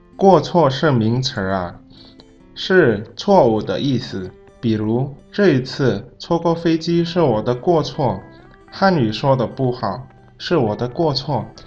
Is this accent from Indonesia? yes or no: yes; Indonesia; now in China; 我是来自印尼的